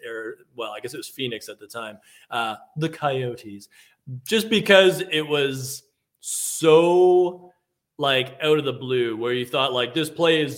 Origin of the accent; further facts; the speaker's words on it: Mississauga, Ontario, Canada; I grew up in Mississauga